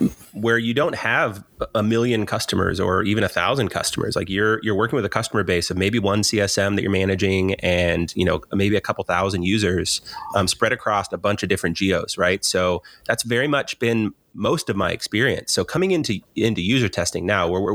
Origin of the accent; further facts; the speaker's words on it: Seattle, Washington, United States; moved away as an adult; also born or lived in Denver; I grew up in Seattle